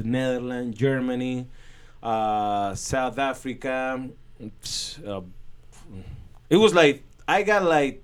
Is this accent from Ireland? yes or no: no; Estelí, Nicaragua; the tobacco industry in my hometown is the big engine that moved the economy